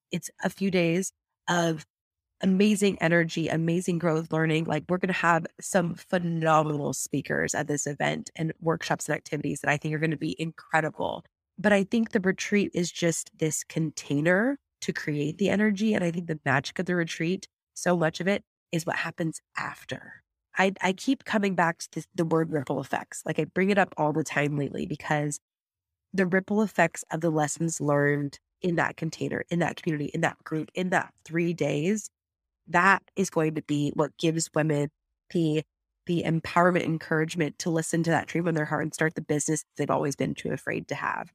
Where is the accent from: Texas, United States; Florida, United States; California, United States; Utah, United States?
California, United States; San Luis Obispo; here on the Central Coast in my hometown of San Luis Obispo